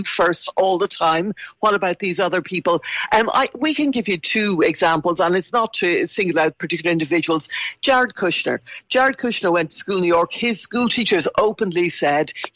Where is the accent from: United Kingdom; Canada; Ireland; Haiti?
Ireland; I'm Irish